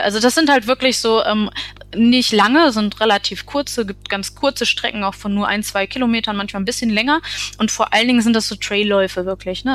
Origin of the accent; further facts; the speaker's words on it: Essen, North Rhine-Westphalia, Germany; now in Münsterland, Germany; ich komme ursprünglich aus Essen